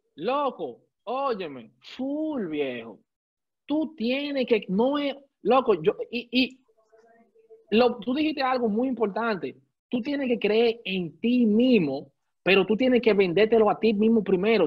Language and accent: Spanish; Santo Domingo, Distrito Nacional, Dominican Republic; yo soy criado y nacido en Gualey, Santo Domingo